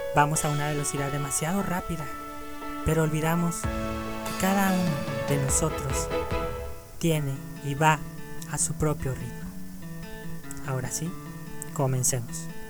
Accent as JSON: {"language": "Spanish", "country": "Mexico", "said": "México, claro, mi país de origen"}